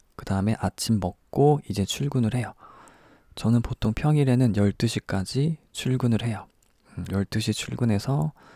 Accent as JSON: {"language": "Korean", "country": "South Korea", "moved": "yes", "lives_now": "Tokyo, Japan", "said": "저는 일본에 살고 있는 한국 사람입니다."}